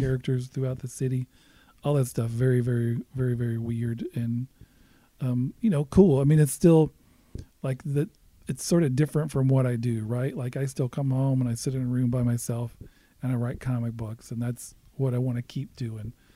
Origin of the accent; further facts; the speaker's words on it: Alabama, United States; moved away as an adult; now in Prairie Village, United States; grew up in the South. I grew up in Alabama.